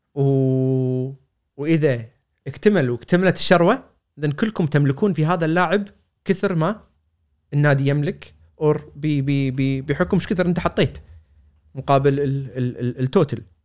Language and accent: Arabic; Kuwait; انا كويتي صغير